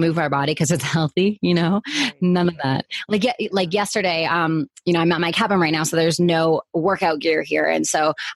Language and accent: English; Canada; moved away; I'm originally from Canada